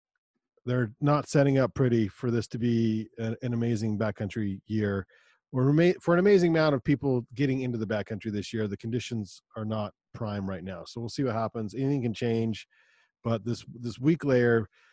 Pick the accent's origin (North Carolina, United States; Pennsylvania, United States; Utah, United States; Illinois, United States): Utah, United States; Growing up in Utah, I don't know how to do Christmas without snow.